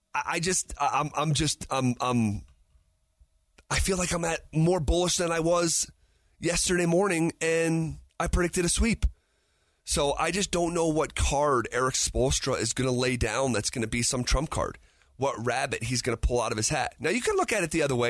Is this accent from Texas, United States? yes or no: no; Albany, New York, United States; now in Denver, United States; my hometown of Albany, New York